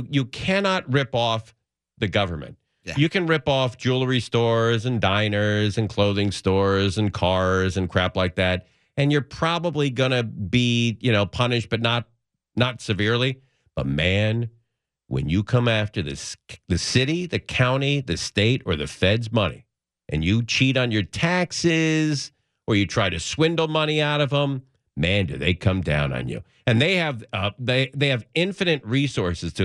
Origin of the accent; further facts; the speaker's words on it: Los Angeles, California, United States; I grew up in the San Fernando Valley.